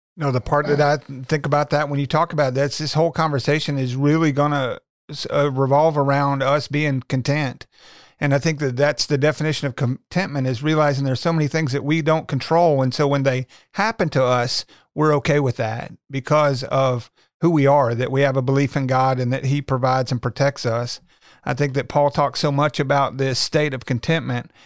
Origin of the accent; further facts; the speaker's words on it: Little Rock, Arkansas, United States; I was born and raised in Little Rock, um, went to high school in North Little Rock.